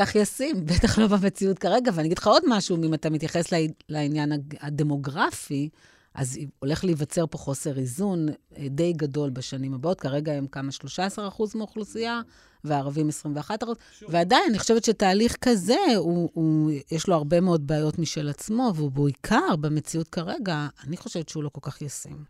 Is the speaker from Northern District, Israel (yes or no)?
no; Ashdod, Southern District, Israel; לא גדלתי בבית מסורתי, אבל גדלתי באשדוד